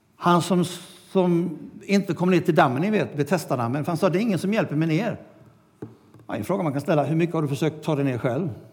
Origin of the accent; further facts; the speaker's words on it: Sweden; vi kom från Sverige